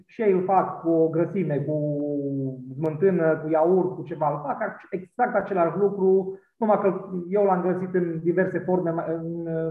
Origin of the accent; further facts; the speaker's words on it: Maramureș County, Romania; now in Cluj-Napoca, Romania; eu vin din Maramureș, dar dintr-o zonă de Someș care duce spre satul mare acolo